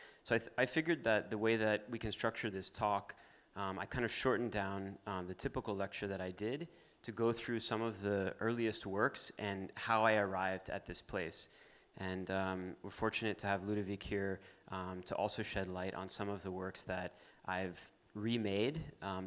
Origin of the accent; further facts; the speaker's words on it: Miami, Florida, United States; I grew up in Miami, very much in the natural part of Miami